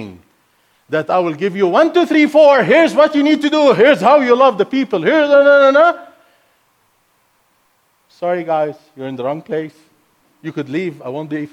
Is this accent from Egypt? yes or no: yes; Egypt; first language Arabic; English is a second language; now in United States; Arabic is my first language. I'm not American. I'm not raised up in the Western world. I'm Egyptian, born and raised in Egypt